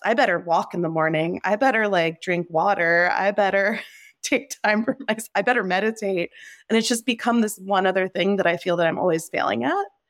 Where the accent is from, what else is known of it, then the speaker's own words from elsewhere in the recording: New Jersey, United States; moved away as an adult; also born or lived in Nepal / California; being here in New Jersey in my hometown, right now